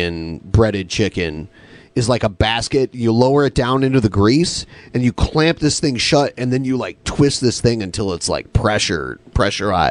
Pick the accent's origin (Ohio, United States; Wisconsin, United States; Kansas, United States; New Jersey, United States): Ohio, United States; moved away; I'm from Ohio, guys. I was born in Ohio, and I moved back to Ohio, and then I moved out of Ohio